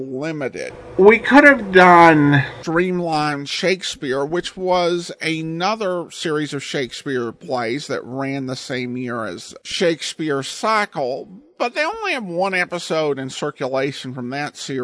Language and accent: English; Eureka, Montana, United States; Where I grew up in Montana